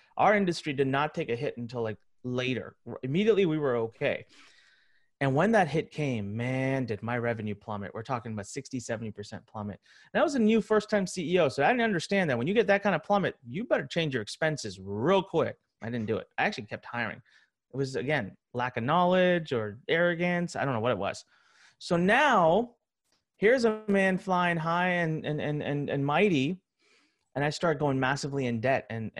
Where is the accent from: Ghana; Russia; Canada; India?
India; Well, I'm Indian. I know Hindi. I'm going to go to India.